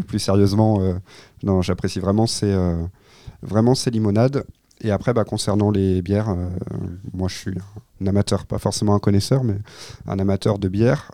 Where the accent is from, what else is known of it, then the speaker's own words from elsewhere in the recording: Pays de la Loire, France; je suis originaire du Maine-et-Loire